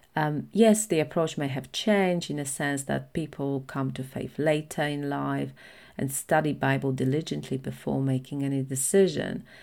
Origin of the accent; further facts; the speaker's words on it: Poland; at that time, Poland was predominantly Catholic, so it still is, but it's shifting with more liber-, uh, liberal i-, ideologies. So, most of my friends went to church, we had religion at school